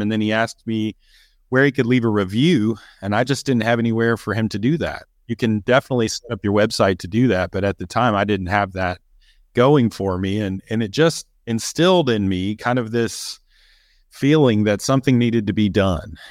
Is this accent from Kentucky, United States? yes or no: yes; Kentucky, United States; I grew up in Kentucky as well